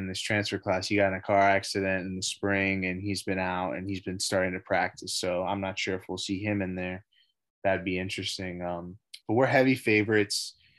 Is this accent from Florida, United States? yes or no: yes; Miami, Florida, United States; I'm from Miami